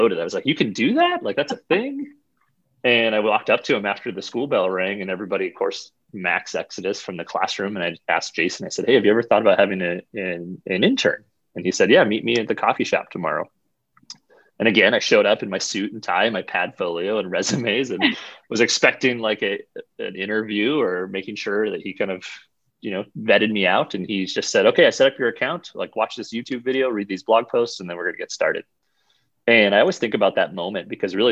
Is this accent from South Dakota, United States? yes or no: yes; Brookings, South Dakota, United States; also born or lived in Northeast Iowa / Sioux Falls, South Dakota; I grew up in Brookings, South Dakota, just about an hour north here of Sioux Falls.